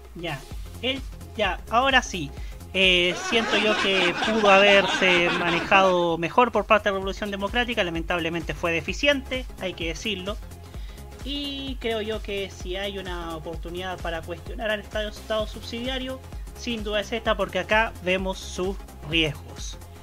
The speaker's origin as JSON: {"language": "Spanish", "town": "Concepción", "region": "Biobío", "country": "Chile", "tie": "born or raised there", "said": "nací y criado lamentablemente en Concepción"}